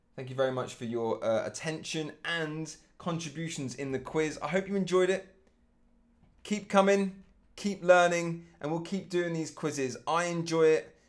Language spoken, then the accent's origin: English; England, United Kingdom; now in Germany; my home country being England